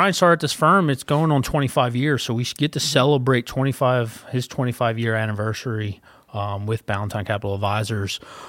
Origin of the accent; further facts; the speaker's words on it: Philadelphia, Pennsylvania, United States; moved away as an adult; I usually get New York, but I am originally from Philadelphia. My wife and I, Jacqueline, moved down here about 4 years ago. So we've been in the area for about 4 years.